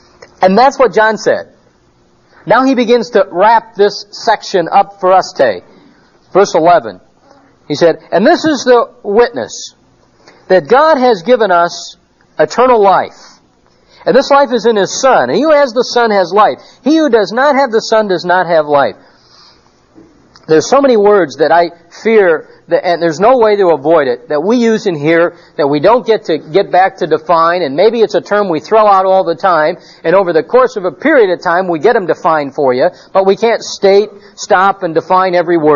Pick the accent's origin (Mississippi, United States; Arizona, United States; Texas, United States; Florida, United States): Arizona, United States; Phoenix; we're from Phoenix